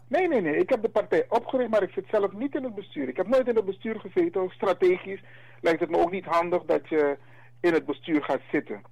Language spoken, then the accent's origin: Dutch; Suriname; Wij zijn Afro-Surinamers